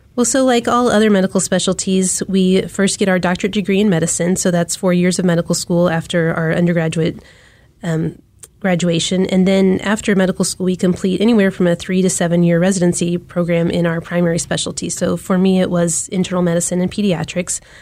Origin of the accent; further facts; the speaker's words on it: Wichita, Kansas, United States; also born or lived in Charleston, South Carolina; now in Kansas City, United States; I grew up in Wichita, Kansas